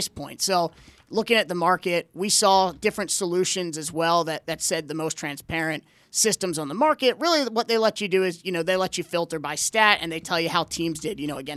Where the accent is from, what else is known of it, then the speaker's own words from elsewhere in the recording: Pikesville, Maryland, United States; we're all Baltimore guys. We grew up in Pikesville.